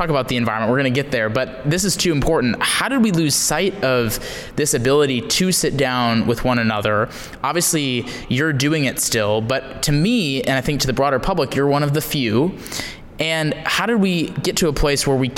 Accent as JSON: {"language": "English", "region": "Wisconsin", "country": "United States", "tie": "born or raised there", "said": "I grew up in Wisconsin"}